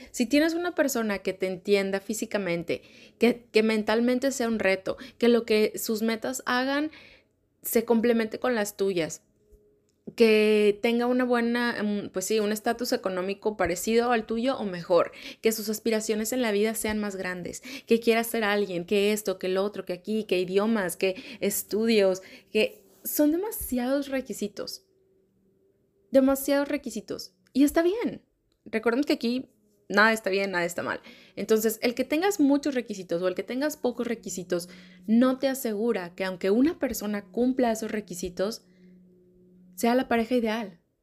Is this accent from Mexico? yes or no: yes; Monterrey, Nuevo León, Mexico; Como niña, como niña regia, desde chiquita